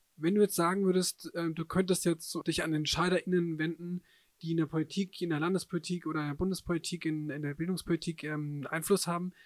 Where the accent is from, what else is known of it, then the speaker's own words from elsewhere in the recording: Germany; wir als Deutsche